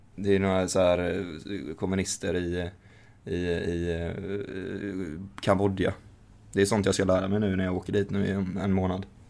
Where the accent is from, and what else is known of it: Sweden